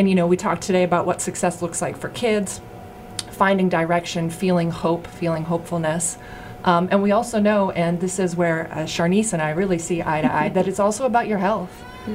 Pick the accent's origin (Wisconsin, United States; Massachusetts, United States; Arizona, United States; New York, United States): Massachusetts, United States; Boston; moved away as an adult; also born or lived in Austin, Texas; I grew up in Boston, right in the south end of Boston